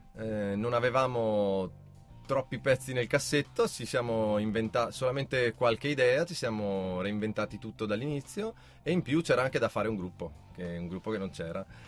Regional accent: Val di Non, Trentino-Alto Adige, Italy; noi siamo della Valle di Noam

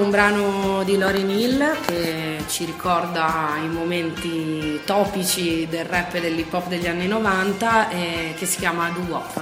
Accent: Trento, Trentino-Alto Adige, Italy; also born or lived in Dresden, Germany; cresciuta qui a Trento, ho frequentato le scuole

